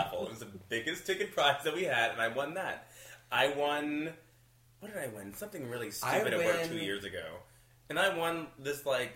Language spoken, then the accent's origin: English; Palm Springs, California, United States; also born or lived in Texas; I grew up right outside of Palm Springs, but I was born in Texas